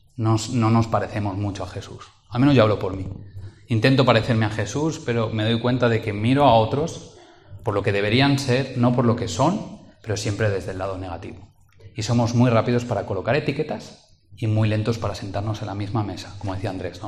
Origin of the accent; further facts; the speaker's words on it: Valencian Community, Spain; moved away as an adult; now in Madrid, Spain; soy valenciano y lo hablo, o lo hablaba, eh, llevo siete años en Madrid